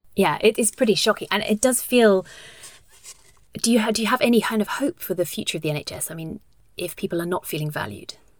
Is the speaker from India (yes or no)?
no; United Kingdom; now in Denmark; I am British and was raised Catholic